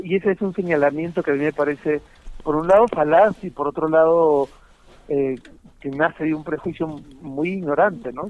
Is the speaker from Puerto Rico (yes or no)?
no; Peru; moved away as an adult; now in Spain; yo me fui del Perú sin necesidad de haberme ido del Perú, podría perfectamente haberme quedado.